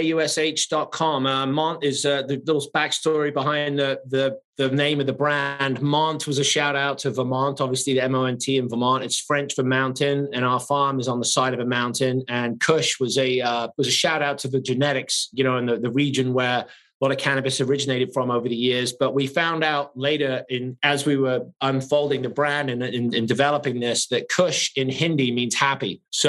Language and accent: English; England, United Kingdom; moved away; I came from England with nothing 30 years ago.